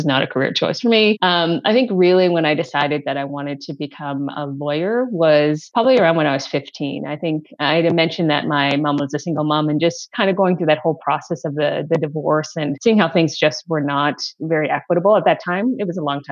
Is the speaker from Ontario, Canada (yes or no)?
yes; outside Toronto, Ontario, Canada; moved away as an adult; now in United States; I grew up in Canada, so I am actually Canadian. I grew up outside of the Toronto area, so that's Toronto, Ontario